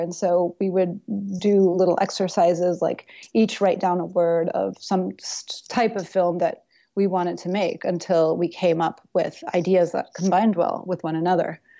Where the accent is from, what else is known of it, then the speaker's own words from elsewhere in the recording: Tennessee, United States; also born or lived in New York City / Berlin; now in Yellow Springs, United States; I grew up mostly in Tennessee